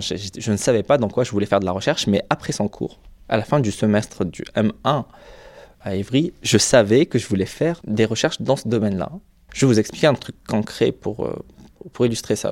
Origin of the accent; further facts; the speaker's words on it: Algeria; moved away as an adult; now in France; Je, me sens, culturellement parlant, plus chez moi en France qu'en Algérie